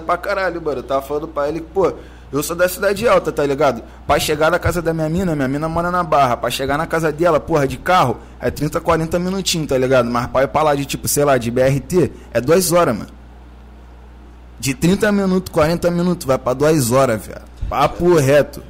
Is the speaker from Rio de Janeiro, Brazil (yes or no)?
yes; Rio de Janeiro, Brazil; sou da Cidade Alta, mano. Sou criado da Cidade Alta.